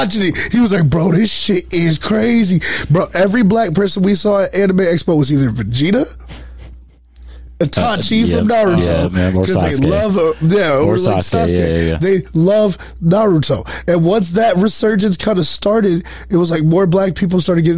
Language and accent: English; New Orleans, Louisiana, United States; being from the hood I was from at least, because I'm from New Orleans, I'm from the Ninth Ward.